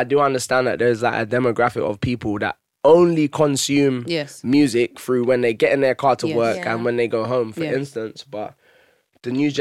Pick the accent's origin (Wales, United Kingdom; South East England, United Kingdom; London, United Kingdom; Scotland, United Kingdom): London, United Kingdom; I'm black, I'm from Haringey